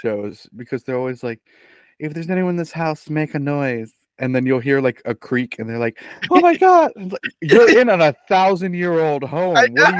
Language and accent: English; Penn Hills, Pennsylvania, United States; I'm from Penn Hills.